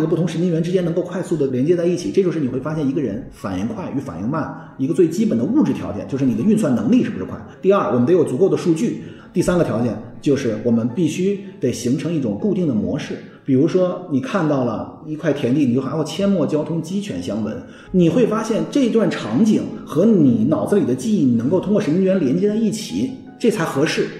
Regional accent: China; 我们中国人认为叫上下五千年

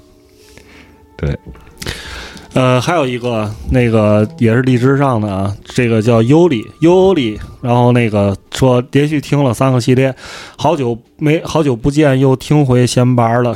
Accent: Tianjin, China; accent: Tianjin; 我们这个天津口音

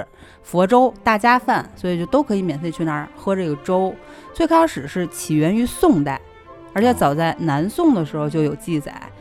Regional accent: Shanghai, China; 我都不知道，我来自上海，

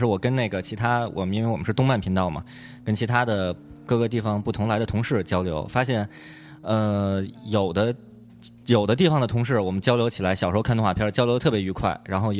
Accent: China; 然后知道知道我们是中国人嘛

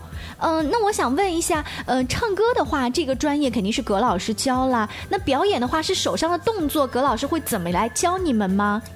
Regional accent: Hefei, Anhui, China; 是我们合肥这边的地方话

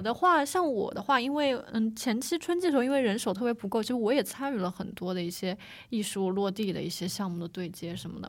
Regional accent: Hangzhou, Zhejiang, China; 我是土生土长的那个杭州嗯。上城区 城里人

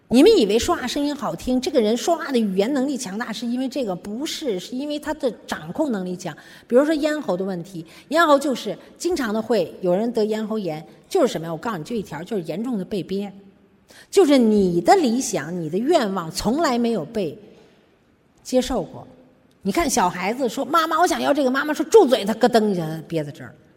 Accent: China; 我们中国人可能还没没到这个地步啊

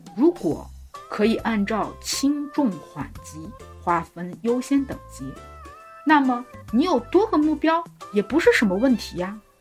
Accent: China; 我们中国人很有意思，我们管一月叫元月

